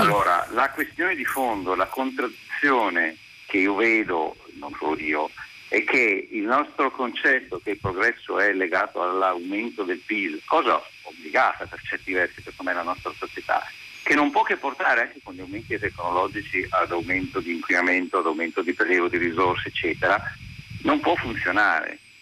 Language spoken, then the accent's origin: Italian; Turin, Piedmont, Italy; io sono di Torino